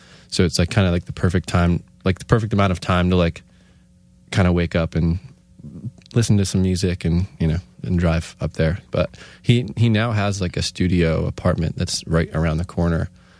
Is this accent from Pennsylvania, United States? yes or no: yes; Scranton, Pennsylvania, United States; I mean, I grew up in Scranton, and Wilkes-Barre was like far for me.